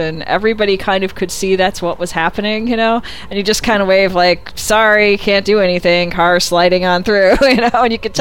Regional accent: Illinois, United States; moved away as an adult; now in California, United States; I grew up in Illinois, and I was there for quite some time, and moved to California after

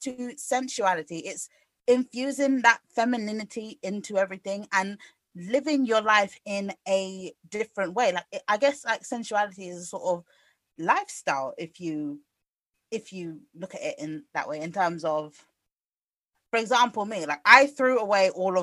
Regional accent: United Kingdom; I guess we're just British.

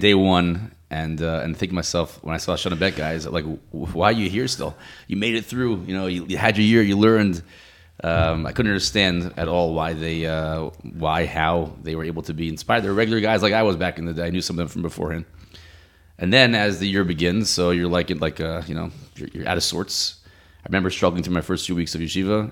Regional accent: Silver Spring, Maryland, United States; also born or lived in Boca Raton, Florida; now in Ramat Beit Shemesh, Israel; I grew up in Silver Spring, Maryland

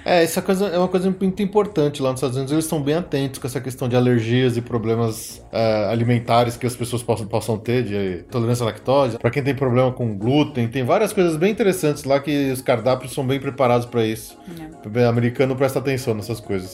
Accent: São Paulo, Brazil; a gente é de São Paulo

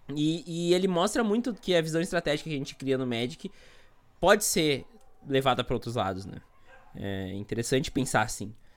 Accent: Montenegro, Rio Grande do Sul, Brazil; eu sou aqui de Montenegro, no Rio Grande do Sul

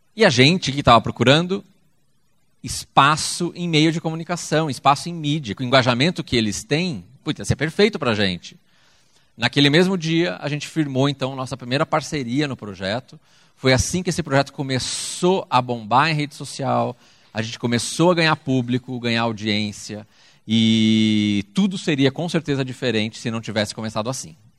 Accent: Brazil; está no Brasil, é nosso país

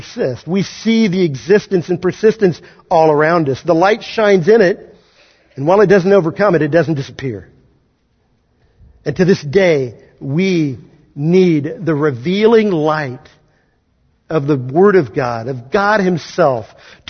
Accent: Kansas, United States; moved away; I grew up in Kansas

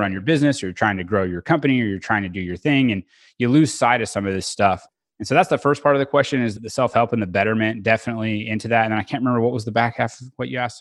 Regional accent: Bixby, Oklahoma, United States; also born or lived in Edmond, Oklahoma; now in Oklahoma City, United States; I was born in Tulsa, grew up in South Tulsa, Bixby is the name of the town, and it's a suburb of Tulsa

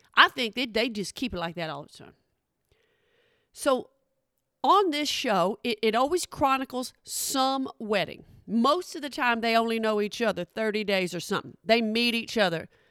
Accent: Oklahoma, United States; I'm from Oklahoma

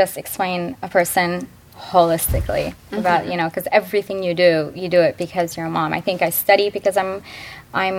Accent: Midwest, United States; I grew up in the Midwest

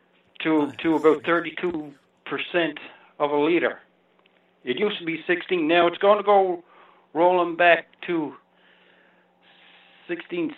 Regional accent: Newfoundland and Labrador, Canada; I'm a Newfoundlander myself

